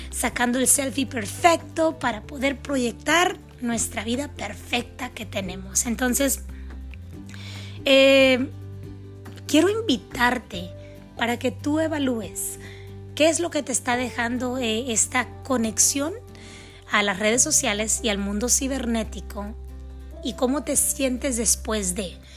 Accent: Mexico; also born or lived in California, United States; Mis padres son mexicanos, nacidos en México. Mi hermana y yo nacimos en los Estados Unidos

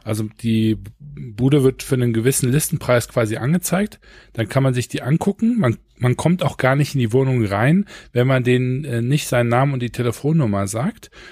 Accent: Düsseldorf, North Rhine-Westphalia, Germany; ich komme aus Düsseldorf, ich bin in Oberkassel zur Schule gegangen

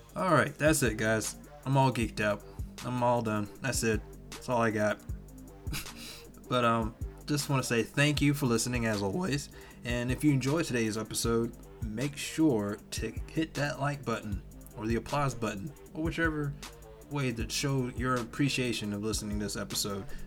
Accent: Georgia, United States; moved away; around my hometown back in Georgia, it's small

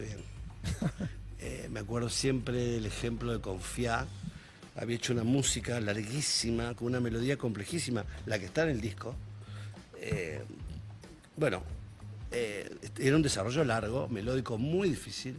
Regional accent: Rosario, Santa Fe, Argentina; soy rosarino

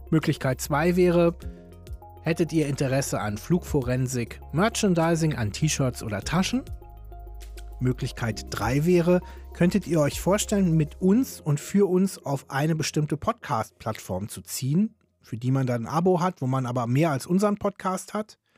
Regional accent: Berlin, Germany; Andreas ist Hamburger, ich bin Berliner.

